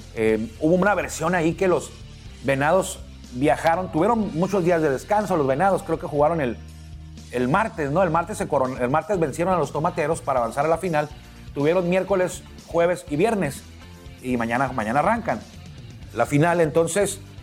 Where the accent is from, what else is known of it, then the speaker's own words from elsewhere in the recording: Mexico; yo soy mexicano